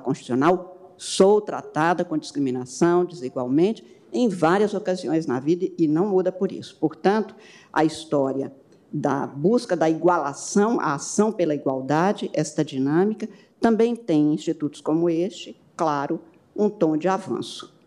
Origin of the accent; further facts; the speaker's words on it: Brazil; sou brasileira